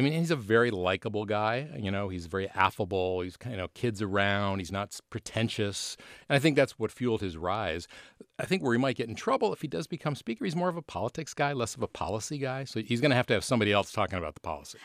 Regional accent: Buffalo, New York, United States; moved away; my hometown, Buffalo. Buffalo, New York

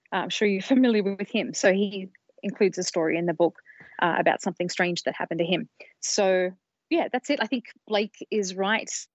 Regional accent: Sydney, New South Wales, Australia; moved away as an adult; now in United States; I come from Australia originally. I've been in the States for a couple of decades now, but where I grew up was in Sydney

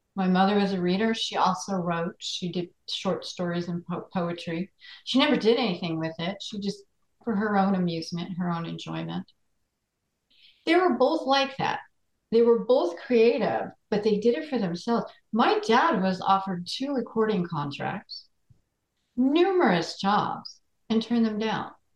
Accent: Floral Park, New York, United States; also born or lived in Queens, New York; I grew up in Floral Park, New York, Queens a little bit, and then we moved to Floral Park when I was about nine

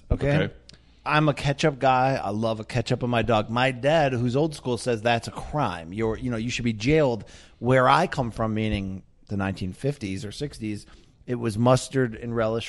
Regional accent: Naugatuck, Connecticut, United States; I come from Naugatuck, Connecticut, in the industrial Naugatuck Valley.

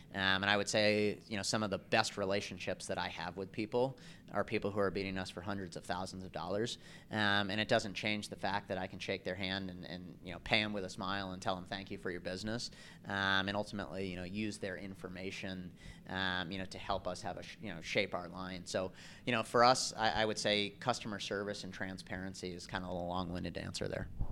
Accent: East Coast, United States; I grew up on the East Coast

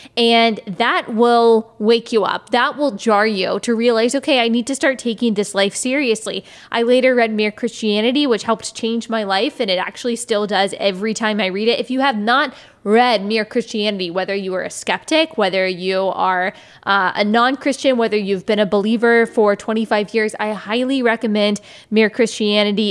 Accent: Texas, United States; moved away as an adult; also born or lived in South Carolina; I am from Texas, born and raised

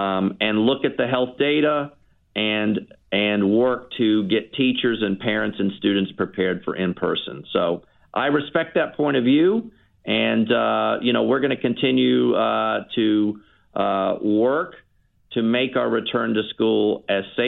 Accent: Tidewater, Virginia, United States; also born or lived in Washington, D.C. area / Lynchburg, Virginia; Well, I'm a native Virginian. I was raised in Tidewater.

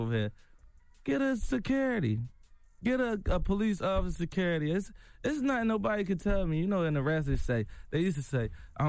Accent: Philadelphia, Pennsylvania, United States; You know, I'm from Philly. We grow up a little angry.

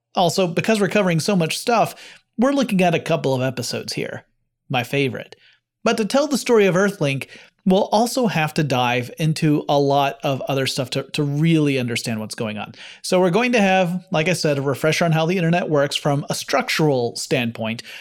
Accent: Atlanta, Georgia, United States; my hometown of Atlanta, Georgia

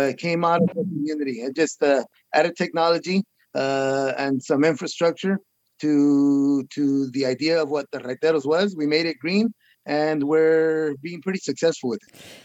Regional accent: Huron, California, United States; I am the mayor of the city of Huron, my hometown

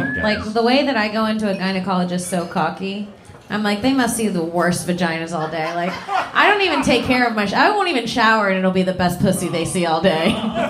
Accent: Florida, United States; I'm from Florida.

